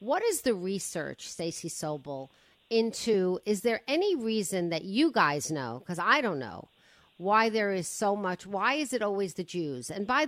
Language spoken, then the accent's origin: English; New York, United States; I came from New York. Please. It's nothing.